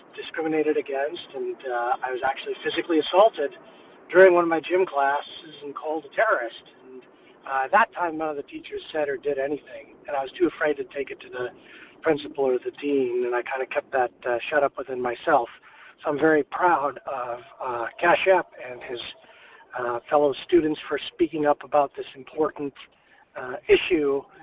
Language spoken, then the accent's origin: English; Lincolnshire, Illinois, United States; I actually went to Stevenson High School at the time of nine eleven, and I'm a Pakistani American man